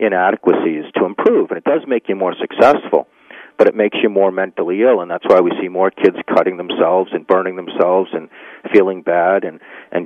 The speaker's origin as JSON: {"language": "English", "town": "Needham", "region": "Massachusetts", "country": "United States", "tie": "born or raised there", "said": "my hometown, Needham, Massachusetts, where I grew up"}